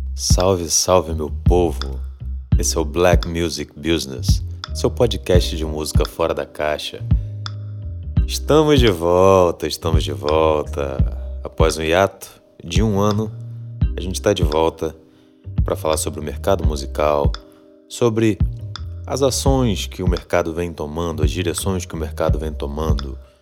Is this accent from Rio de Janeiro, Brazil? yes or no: yes; Rio de Janeiro, Brazil; also born or lived in Salvador, Bahia; Eu sou soteropolitano, para quem não sabe, mas sou criado aqui no Rio de Janeiro também